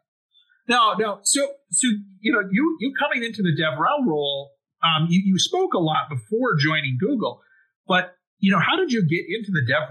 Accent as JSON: {"language": "English", "country": "United States", "tie": "born or raised there", "first_language": "English", "said": "I was born in the U.S. and have spoken English for all my life."}